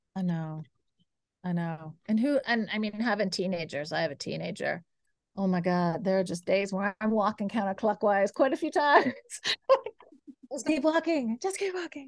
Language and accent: English; Kansas, United States; I grew up in Kansas